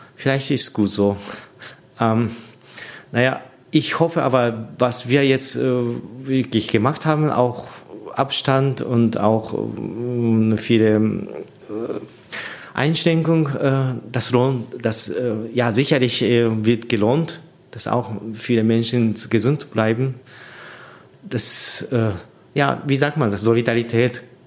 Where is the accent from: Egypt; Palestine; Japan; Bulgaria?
Japan; German is a second language; moved away as an adult; also born or lived in Tokyo, Japan / Munich, Germany; now in Annaberg-Buchholz, Germany; ich bin seit äh, 18 Jahren alt in äh, meine Heimat äh, weggezogen. Ich bin in, in Tokio sechs Jahre studiert das ist auch äh, so 250, 300 Kilometer weiter von meiner Heimat